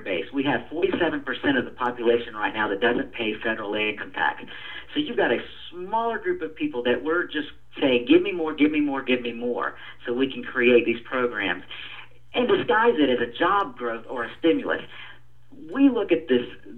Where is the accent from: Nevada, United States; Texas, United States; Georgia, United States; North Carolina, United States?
Georgia, United States; Atlanta; I was born and raised in District 4 here in Atlanta